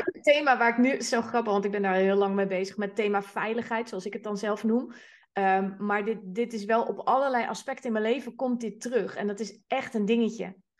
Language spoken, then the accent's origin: Dutch; Amsterdam, North Holland, Netherlands; ik ben Amsterdamse